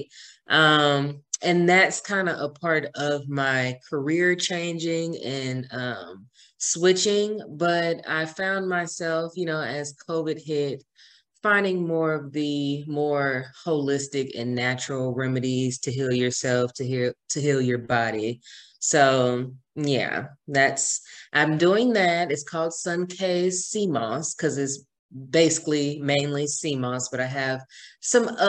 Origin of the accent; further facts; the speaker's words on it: Georgia, United States; also born or lived in Fort Myers, Florida; home to Georgia, which is my hometown